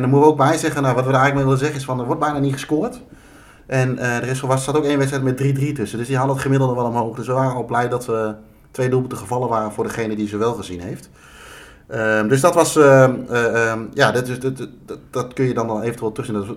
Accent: Netherlands; dat we uit Nederland kwamen, verre reis hadden gemaakt

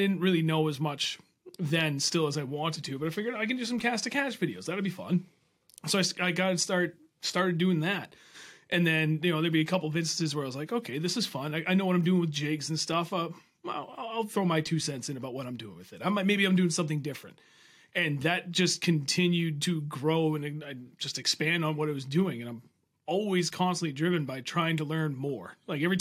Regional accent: Milford, New Hampshire, United States; Flatlanders, what everybody else in New Hampshire calls us, because we're just down and we're in Milford, in that little valley

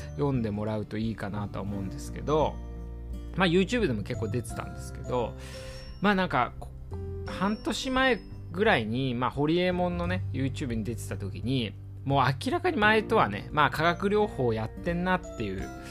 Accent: Iwate, Japan; moved away as an adult; now in Tokyo, Japan; 僕もね岩手出身だったのあの2011年のねあのー、まあ東北大震災の時もそうですまああの時もね岩手にいた

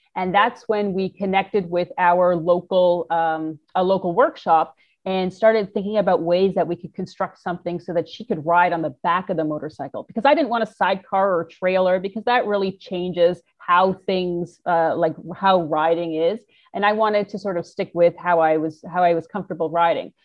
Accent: Toronto, Ontario, Canada; moved away; I'm a Canadian from Toronto

